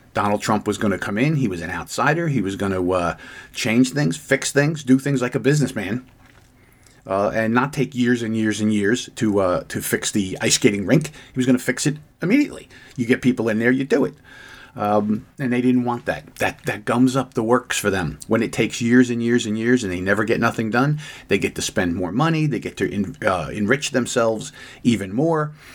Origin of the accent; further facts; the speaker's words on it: United States; as an American who has lived most of my life.